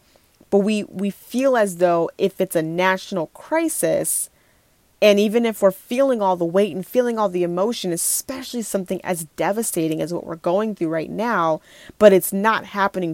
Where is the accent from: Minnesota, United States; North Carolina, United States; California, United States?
Minnesota, United States; Minneapolis; moved away; I'm not in Minneapolis right now. I don't live there currently. It's just my hometown